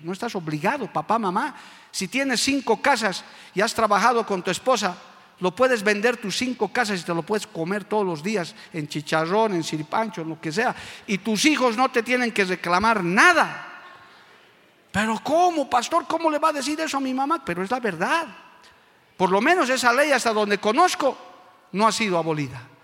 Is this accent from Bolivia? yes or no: yes; Bolivia; como boliviano y hombre de Dios que soy